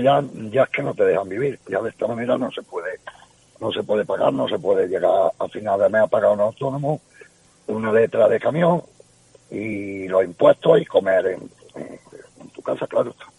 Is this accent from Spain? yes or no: yes; Cabra, Andalusia, Spain; yo soy de Cabra, y estaba allí en mi pueblo